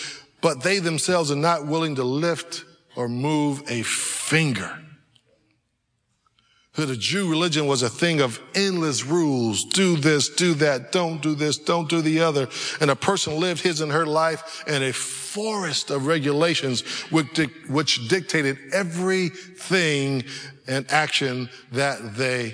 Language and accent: English; California, United States; moved away; I grew up in California where they have real roller coasters